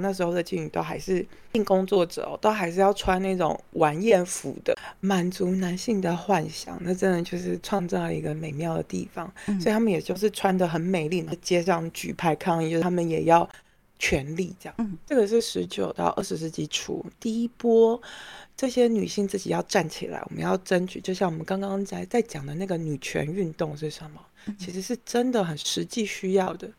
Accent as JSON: {"language": "Chinese", "country": "Taiwan", "said": "像我这台湾人会觉得这个就叫平等嘛"}